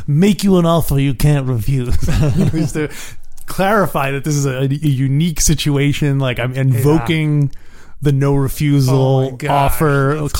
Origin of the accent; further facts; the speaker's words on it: New York City tri-state area, United States; You and I, growing up in the New York City tri-state area